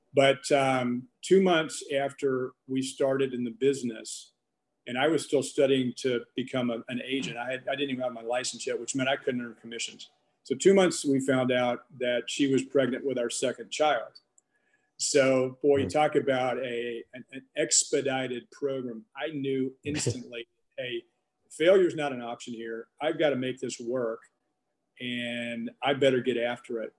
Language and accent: English; Texarkana, Arkansas, United States; I grew up in Arkansas, uh, Texarkana, Arkansas to be exact.